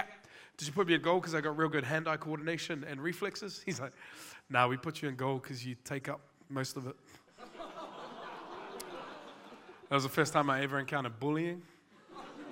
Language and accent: English; Auckland, New Zealand; I'm from West Auckland